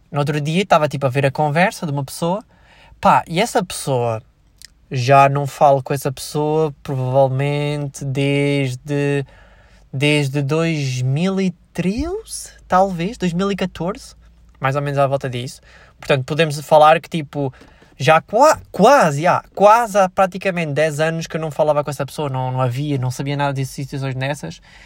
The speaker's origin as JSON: {"language": "Portuguese", "country": "Switzerland", "tie": "born or raised there", "moved": "yes", "lives_now": "Portugal", "said": "eu nasci na Suíça"}